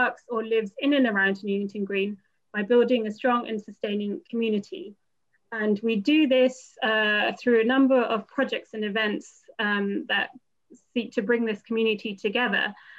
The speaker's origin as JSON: {"language": "English", "country": "India", "lives_now": "London, United Kingdom", "said": "I'm an Indian woman with a dark bob haircut."}